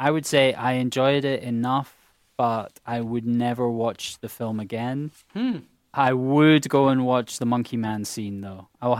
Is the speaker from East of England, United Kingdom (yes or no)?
no; Scotland, United Kingdom; A Swedish person is yet to have an emotion, and I can say that as a Scot.